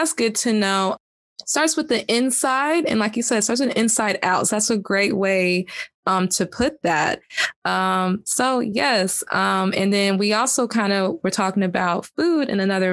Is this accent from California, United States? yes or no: no; Georgia, United States; I'm from Georgia